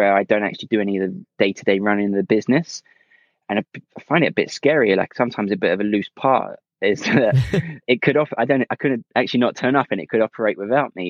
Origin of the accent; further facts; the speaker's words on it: Essex, East of England, United Kingdom; moved away as an adult; now in London, United Kingdom; I'm originally from Essex, but I now live in London, where my company's based